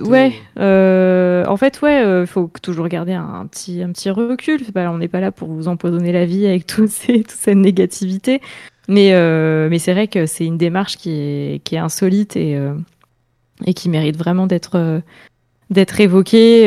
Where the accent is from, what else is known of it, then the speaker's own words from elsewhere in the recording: Orléans, Centre-Val de Loire, France; moved away as an adult; now in Tours, France; je viens d'Orléans